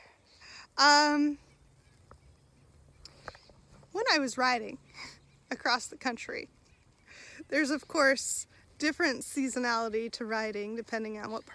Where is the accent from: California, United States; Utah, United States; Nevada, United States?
California, United States; Southern; moved away; grew up in Southern California